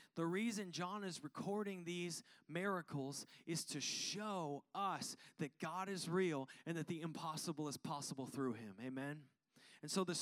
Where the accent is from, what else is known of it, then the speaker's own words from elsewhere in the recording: Seattle, Washington, United States; now in Arizona, United States; growing up in Washington